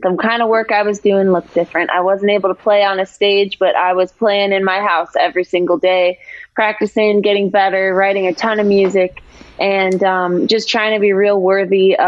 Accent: Detroit, Michigan, United States; moved away; I'm from Motown originally

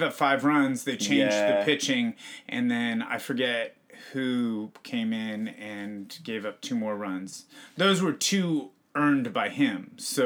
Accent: suburb of San Francisco, California, United States; technically, my hometown is a suburb of San Francisco, but it's like an hour's drive.

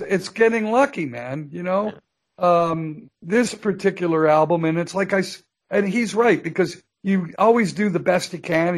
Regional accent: Canada; here I am in the USA. I'm a Canadian citizen.

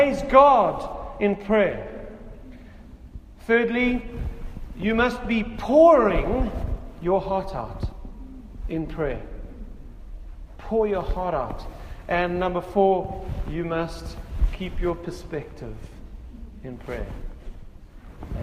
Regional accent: South Africa; in South Africa as a South African

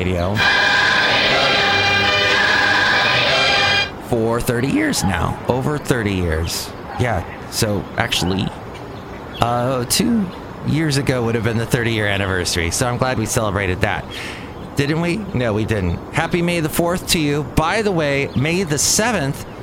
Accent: Southern California, United States; growing up in Southern California

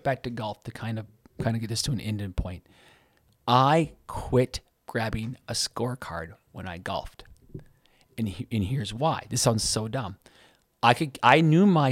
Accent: United States; I'm an American

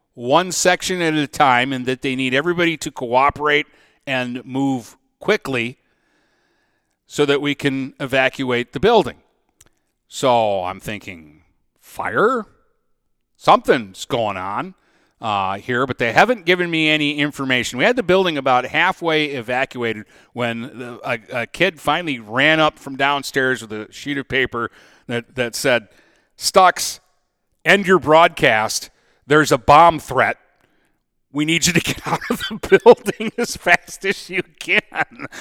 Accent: United States; me being an American working in Canada

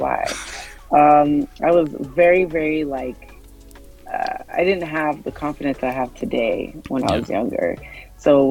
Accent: Canada; I was born and raised in Canada, but my dad is Nigerian

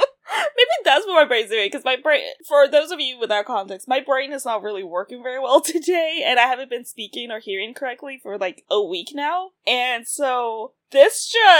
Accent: the South, United States; like you and I grew up in the South

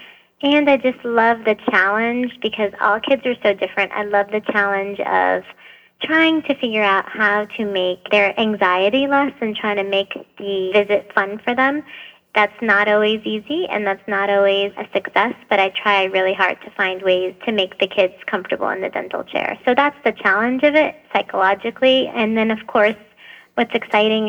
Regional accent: Boston, Massachusetts, United States; moved away as an adult; also born or lived in Lebanon; now in Nashville, United States; I lived in Boston for most of my life

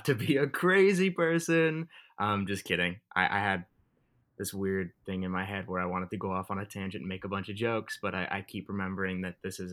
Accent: Thousand Oaks, California, United States; I grew up in Thousand Oaks, California.

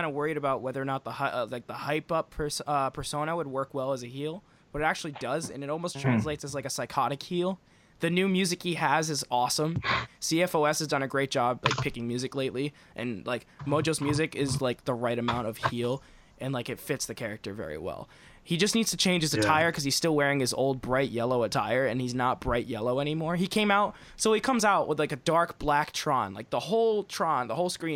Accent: Rhode Island, United States; growing up in Rhode Island

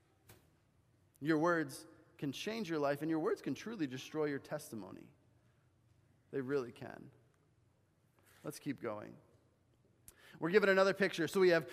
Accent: Bolivia; moved away; growing up in Bolivia, right, my mom had actually gotten us horseback riding lessons

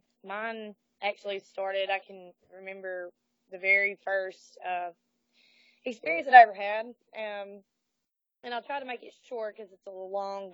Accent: the South, United States; especially growing up in the South, like, I didn't necessarily feel like I fit in down here.

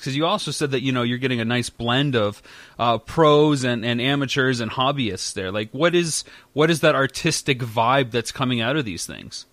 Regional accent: London, Ontario, Canada; moved away; I'm from London as well.

